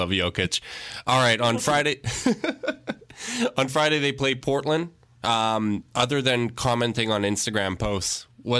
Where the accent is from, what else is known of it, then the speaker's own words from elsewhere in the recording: Canada; I'm Canadian